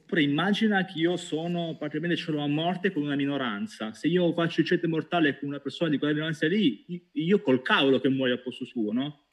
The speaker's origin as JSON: {"language": "Italian", "town": "Pescara", "region": "Abruzzo", "country": "Italy", "said": "Io da buon pescarese"}